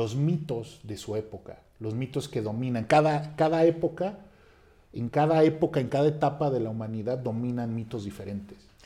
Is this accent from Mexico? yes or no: yes; Mexico; como mexicanos